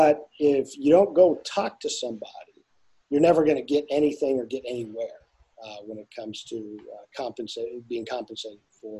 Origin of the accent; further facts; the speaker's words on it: Douglas, Arizona, United States; I grew up down on the Mexican border here in a little town called Douglas, Arizona